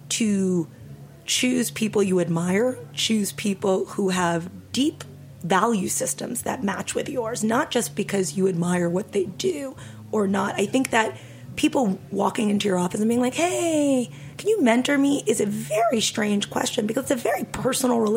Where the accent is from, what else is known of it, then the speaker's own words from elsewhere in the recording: New York, United States; I grew up in New York